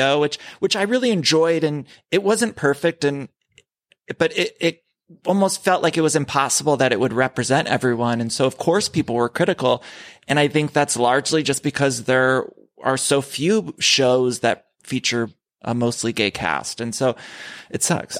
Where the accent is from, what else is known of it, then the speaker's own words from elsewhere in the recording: Ohio, United States; as a kid, I grew up in Ohio